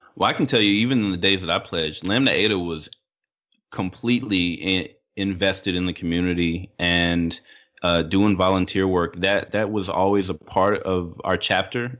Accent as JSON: {"language": "English", "town": "Little Rock", "region": "Arkansas", "country": "United States", "tie": "born or raised there", "also_born_or_lived": "Midwest / California", "moved": "yes", "said": "where I grew up down in Little Rock"}